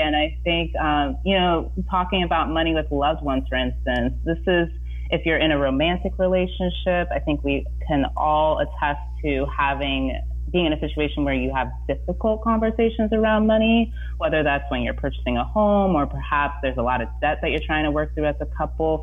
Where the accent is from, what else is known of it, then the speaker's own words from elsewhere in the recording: Indiana, United States; now in San Francisco Bay Area, United States; growing up in Indiana